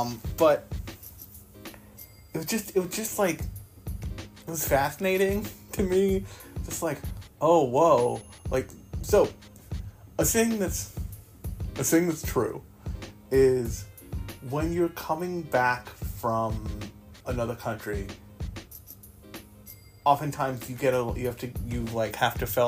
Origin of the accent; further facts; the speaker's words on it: United States; I am from America